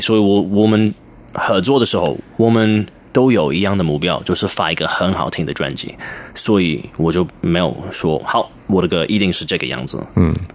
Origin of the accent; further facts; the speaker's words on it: London, United Kingdom; first language English; Chinese is a second language; moved away as an adult; now in Taiwan; 我是在英国，嗯，出生，在伦敦出生，然后，呃，我爸爸是英国人，我妈是香港人，呃，然后其实我二十六，二十五，二十六岁，嗯，来，第一次来台湾，然后那个是我，也是我第一次真的听到中文